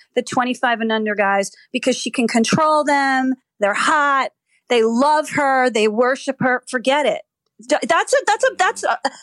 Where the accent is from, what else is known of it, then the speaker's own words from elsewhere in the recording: New Jersey, United States; I'm from Jersey